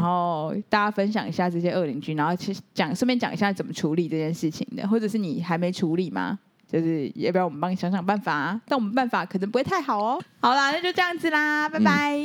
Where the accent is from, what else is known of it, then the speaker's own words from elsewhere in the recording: Taiwan; 我们台湾人，就是还是有那种中国人的习性